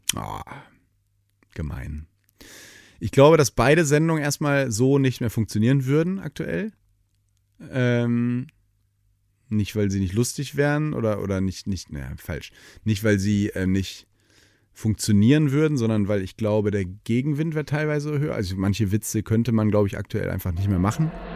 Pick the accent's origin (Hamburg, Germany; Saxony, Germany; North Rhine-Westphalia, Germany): North Rhine-Westphalia, Germany; Detmold; moved away as an adult; also born or lived in Hannover; now in Cologne, Germany; Ich bin ja in Ostwestfalen aufgewachsen